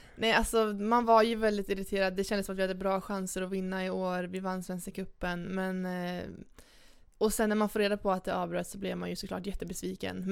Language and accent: Swedish; Arvika, Värmland, Sweden; moved away; hem till Arvika, där jag kommer ifrån